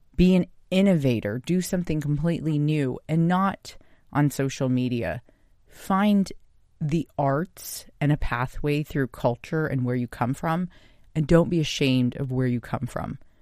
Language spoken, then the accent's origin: English; United States; I'm Japanese American